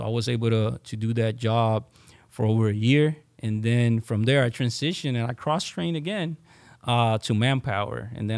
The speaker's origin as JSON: {"language": "English", "town": "San Juan", "country": "Puerto Rico", "tie": "born or raised there", "said": "I was born and raised in San Juan, Puerto Rico. I'm an Army brat."}